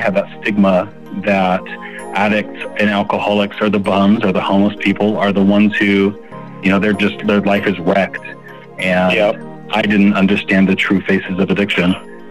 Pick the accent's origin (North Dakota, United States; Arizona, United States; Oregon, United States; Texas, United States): Arizona, United States; Phoenix; now in Utah, United States; I am currently residing in Utah. I still claim that I'm a Phoenix boy, but I think I probably lived in Utah more in my life.